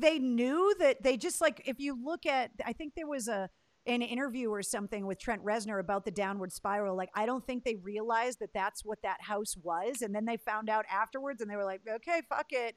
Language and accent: English; Leominster, Massachusetts, United States; that's where I was born and raised